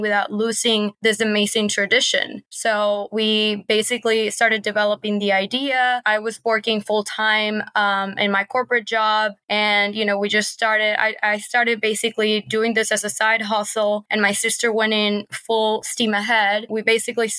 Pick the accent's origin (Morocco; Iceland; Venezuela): Venezuela; Caracas, Capital District; moved away as an adult; now in United States; We're born and raised in Caracas, Venezuela. And we've been living in the States for 7 years.